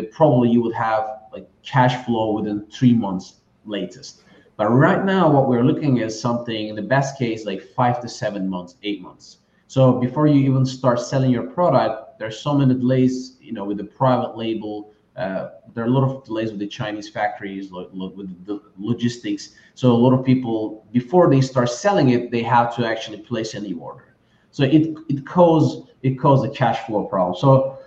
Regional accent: Turkey; moved away; I'm originally from Turkey.

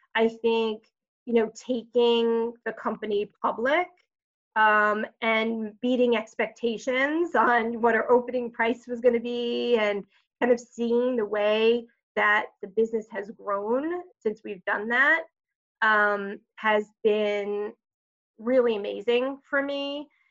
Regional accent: Long Island, New York, United States; so I am a native New Yorker. Uh, grew up on Long Island

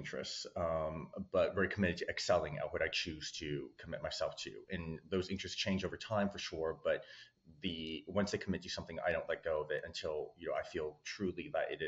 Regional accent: Newport Beach, California, United States; I was like one of like I think very few Asians where I grew up in Newport Beach in Southern California

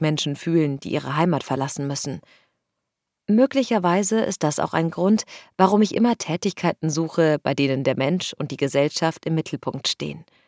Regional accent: Lebanon; also born or lived in China / New York; now in Switzerland; Ursprünglich komme ich aus dem Libanon

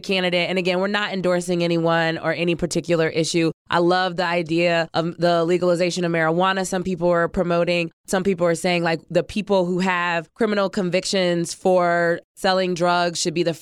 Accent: Ohio, United States; now in Washington, D.C., United States; I'm from Ohio

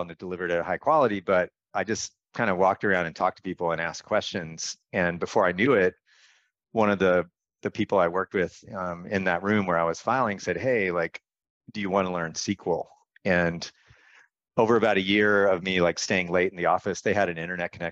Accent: North Carolina, United States; I grew up in North Carolina

